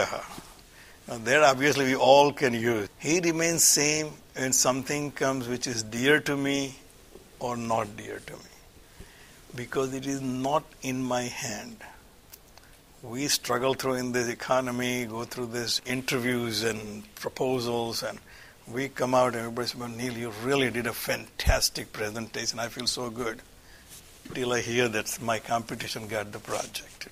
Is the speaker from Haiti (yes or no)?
no; India; moved away; I grew up in India